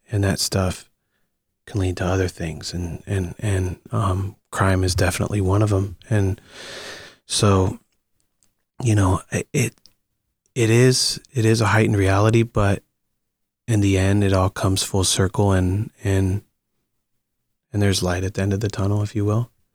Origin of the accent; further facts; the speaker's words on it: Akron, Ohio, United States; moved away as an adult; also born or lived in Green, Ohio; now in Los Angeles, United States; Akron is my hometown, but, but I moved to Green a little bit later when I was about twelve or thirteen